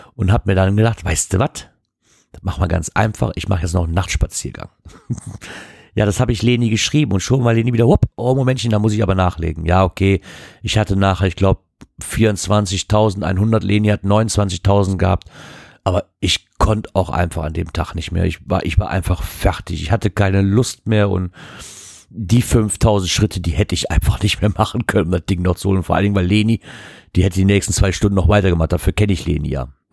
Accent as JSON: {"language": "German", "town": "Wassenberg", "region": "North Rhine-Westphalia", "country": "Germany", "said": "bei uns in Wassenberg"}